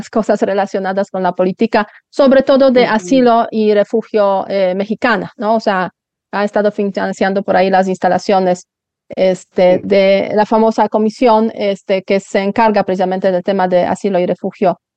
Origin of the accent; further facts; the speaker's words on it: Poland; now in Spain; Yo me acuerdo cuando yo emigré de Polonia a España fue una emigración de lujo en un autobús 48 horas llegando a Madrid